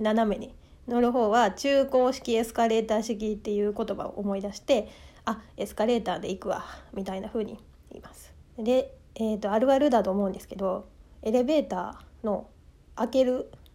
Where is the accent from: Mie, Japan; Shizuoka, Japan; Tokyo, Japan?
Mie, Japan; accent: Mie dialect; moved away; 私、出身が三重県なんですけども